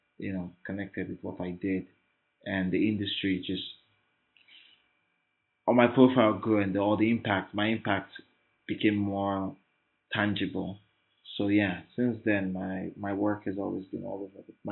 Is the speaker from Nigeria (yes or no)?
yes; Lagos, Nigeria; In my life in this Lagos